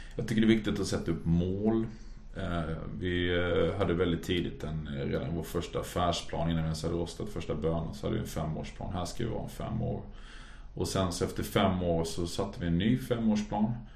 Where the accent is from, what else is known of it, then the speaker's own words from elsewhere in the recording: Halmstad, Halland County, Sweden; moved away; also born or lived in Norway; för då hade jag jobbat på ett café hemma i Halmstad